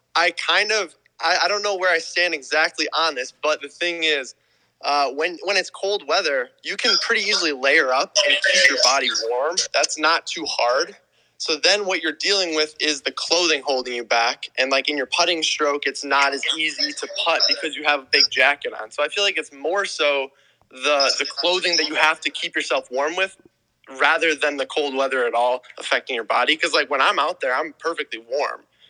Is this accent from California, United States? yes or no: no; Wisconsin, United States; I'm from Wisconsin